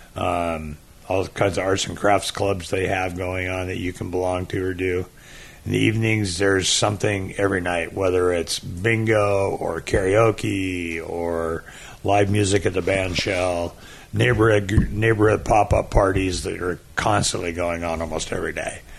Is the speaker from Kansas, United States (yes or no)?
no; Port Angeles, Washington, United States; now in Daytona Beach, United States; I grew up in uh, up in the Olympic Peninsula, the state of Washington, little town called Port Angeles